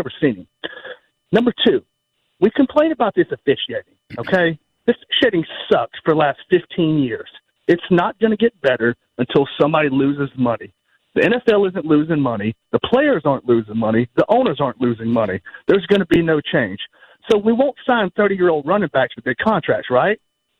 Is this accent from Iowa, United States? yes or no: no; Alabama, United States; I'm from Alabama, brother.